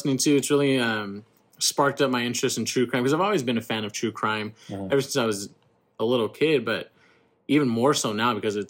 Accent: Central Coast, California, United States; Growing up in the Central Coast

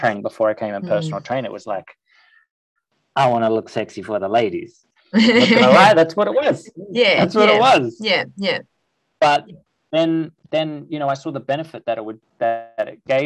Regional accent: Sydney, New South Wales, Australia; also born or lived in Byron Bay; So I grew up in Paddington in Sydney.

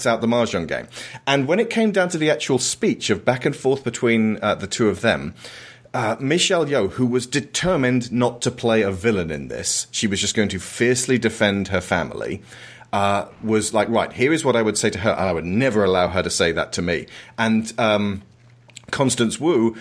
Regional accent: United Kingdom; As a British person

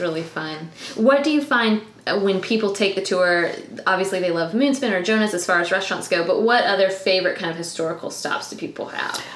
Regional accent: Tallahassee, Florida, United States; I grew up in Tallahassee

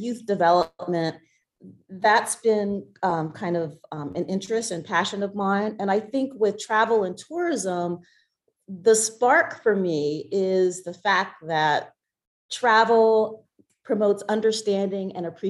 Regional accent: Ardmore, Pennsylvania, United States; moved away as an adult; also born or lived in Washington, D.C.; now in Alexandria, United States; I'm originally from the Philadelphia area. I grew up in Ardmore, Pennsylvania

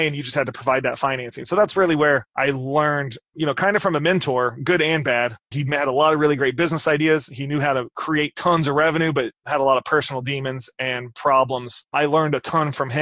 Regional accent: Midwest, United States; I grew up in the Midwest

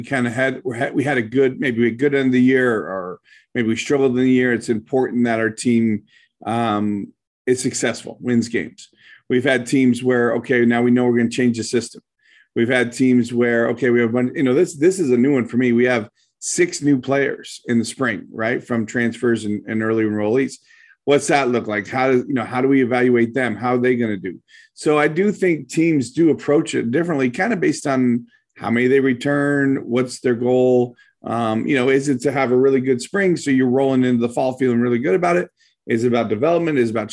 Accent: upstate New York, United States; I grew up in upstate New York, where it's colder than hell most of the time

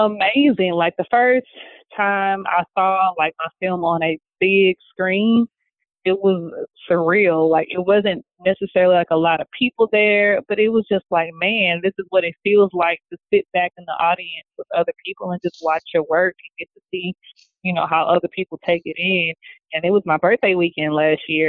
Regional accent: St. Louis, Missouri, United States; They were all in my hometown

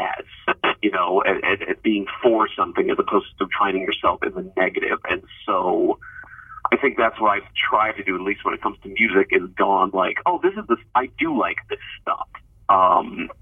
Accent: Columbus, Ohio, United States; moved away; also born or lived in Cincinnati, Ohio; I grew up outside of Columbus

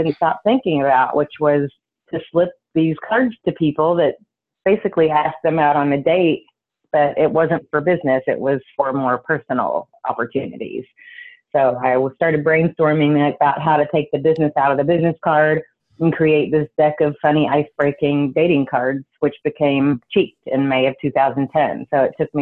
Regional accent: Taylorsville, Kentucky, United States; moved away as an adult; now in New York, United States; I was from what I thought was the tiniest town in the entire world, in Taylorsville, Kentucky

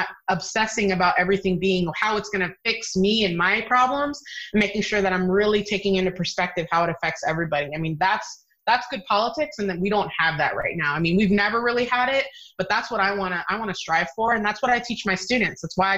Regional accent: Virginia, United States; I'm from Virginia. Hello.

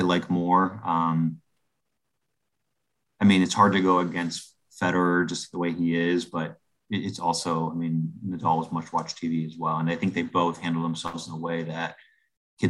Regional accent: Miami, Florida, United States; moved away; I am from Miami, Florida

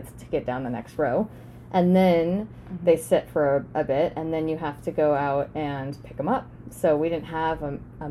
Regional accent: Dallas, Oregon, United States; also born or lived in California; growing up on a farm here in Dallas, Oregon, and 9 years old, we moved here from California

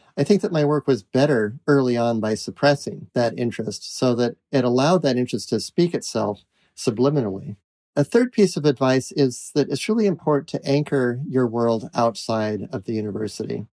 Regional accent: New England, United States; also born or lived in Utah / Iowa; I was born in Utah, but grew up in New England

